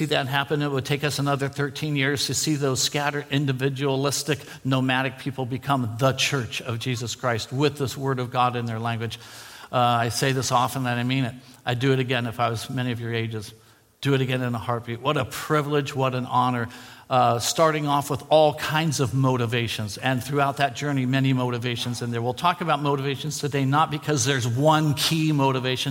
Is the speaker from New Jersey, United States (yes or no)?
no; San Diego, California, United States; moved away as an adult; also born or lived in San Francisco / Sepik Basin, Papua New Guinea; I was born in San Francisco, raised in San Diego